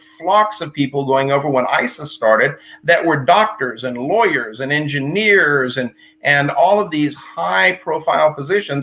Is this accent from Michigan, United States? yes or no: no; Texas, United States; being from Texas